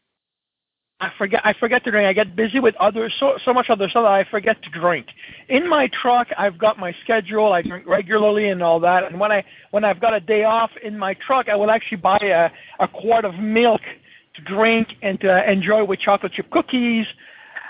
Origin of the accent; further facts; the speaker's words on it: Brampton, Ontario, Canada; I'm in Brampton today, which is my home. Well, my hometown.